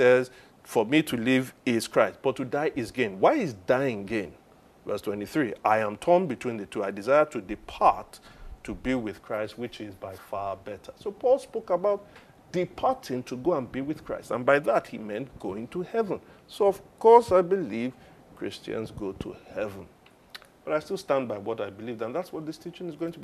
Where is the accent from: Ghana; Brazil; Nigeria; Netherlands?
Nigeria; I am a Nigerian